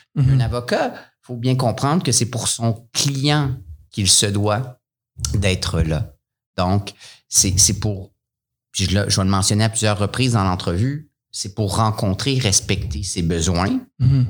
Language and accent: French; Montreal, Quebec, Canada; moved away as an adult; now in Sherbrooke, Canada; retourner à Montréal parce que je venais de là